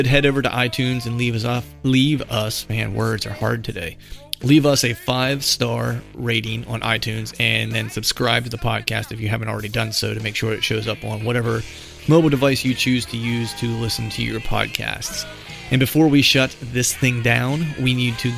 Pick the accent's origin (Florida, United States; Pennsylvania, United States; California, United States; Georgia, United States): Pennsylvania, United States; South Central; also born or lived in Charleston, South Carolina; I grew up in South Central Pennsylvania